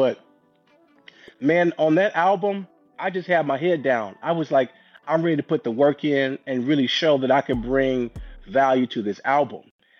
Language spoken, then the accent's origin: English; St. Louis, Missouri, United States; I grew up in St. Louis, Missouri. Shout out to St. Louis, the Midwest.